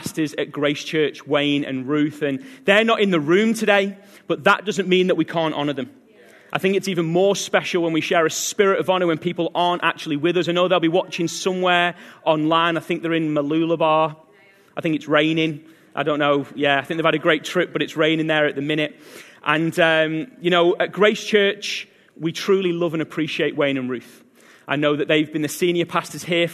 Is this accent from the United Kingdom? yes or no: yes; England, United Kingdom; now in Australia; I originally from England